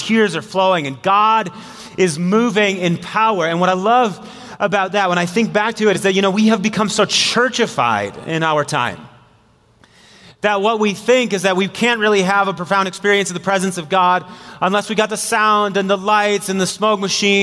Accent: Marshfield, Wisconsin, United States; I'm from Marshfield, Wisconsin, a little city of 18,000 people.

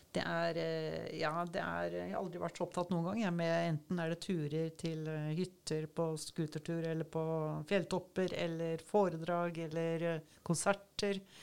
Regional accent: Oslo, Norway; moved away as an adult; also born or lived in Svalbard; now in Kragerø, Norway; jeg er fra Oslo

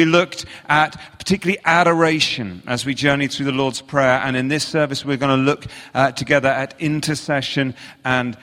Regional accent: England, United Kingdom; accent: English; I'm from England

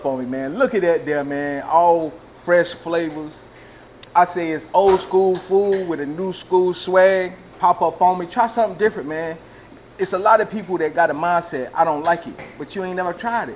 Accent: Greenville, United States; Greenville, my home

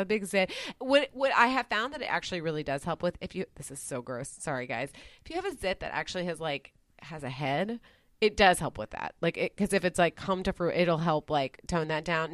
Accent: Dallas, Texas, United States; where I grew up in Dallas is, like, more in Dal-, like, it's very close to downtown.

